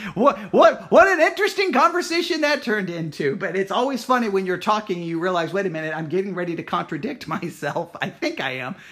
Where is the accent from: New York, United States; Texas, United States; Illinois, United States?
Texas, United States; I myself was born in Texas.